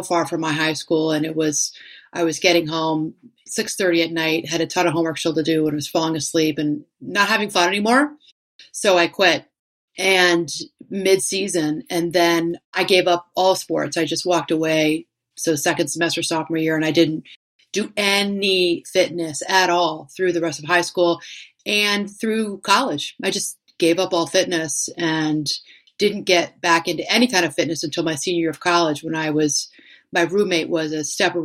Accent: Washington, District of Columbia, United States; moved away; my two sisters who still lived in my hometown area of Washington, D.C.

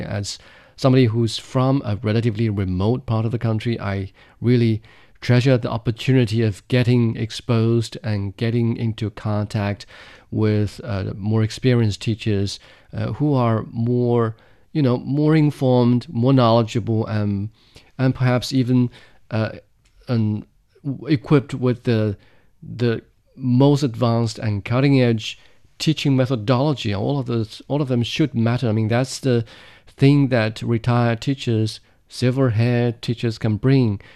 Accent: Ganzhou, Jiangxi, China; in my hometown, Jiangxi Province, in the southern, uh, county or the southern city of Ganzhou

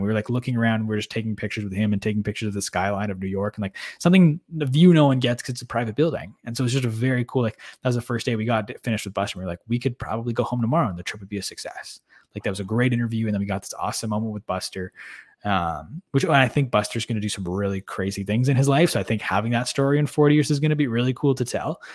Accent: Canada; we're just Canadian kids

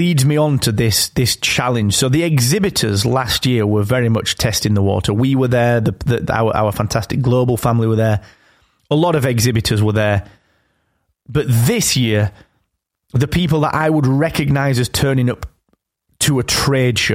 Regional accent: England, United Kingdom; I'm English. That's just because I live here.

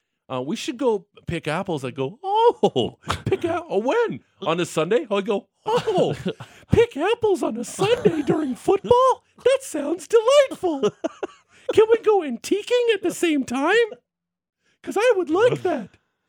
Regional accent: Niagara, Ontario, Canada; now in Alberta, Canada

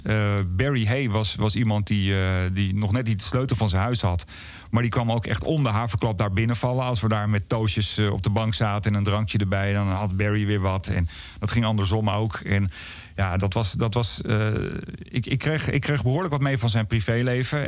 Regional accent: Blaricum, North Holland, Netherlands; vanuit Blarikum, waar ik ben opgegroeid

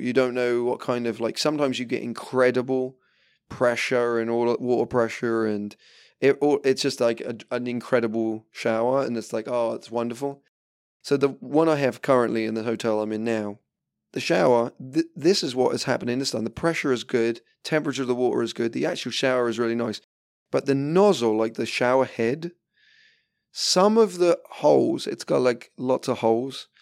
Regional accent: England, United Kingdom; being English and drinking tea

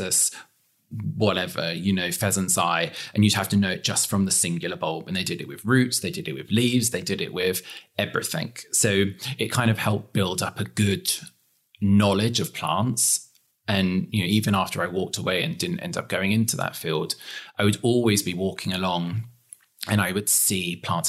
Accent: England, United Kingdom; moved away as an adult; now in Texas, United States; being English

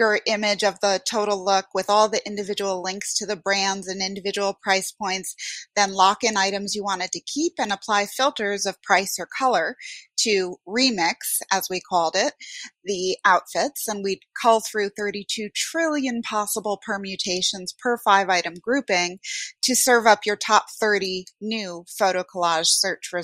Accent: Westchester County, New York, United States; also born or lived in Bronx, New York / Norway; I am a Puerto Rican from the Bronx. I grew up mostly in Westchester County, so very affluent suburb of New York City

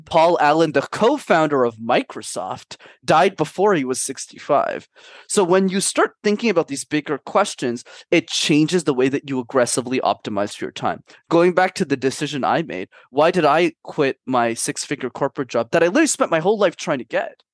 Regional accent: Canada; also born or lived in Montreal; I'm based in Montreal. My parents immigrated from a small country called Sri Lanka in the early nineties, but I was born and raised in Canada

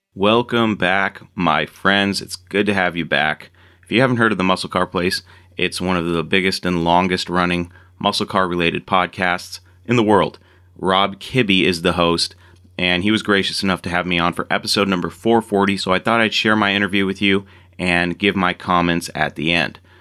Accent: Seattle, Washington, United States; also born or lived in Marysville, Washington; I grew up in Seattle, Washington, and I currently live about 30 miles north in Marysville.

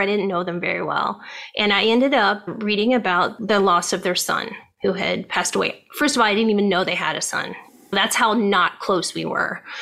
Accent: Ohio, United States; moved away as an adult; now in California, United States; I grew up in Ohio

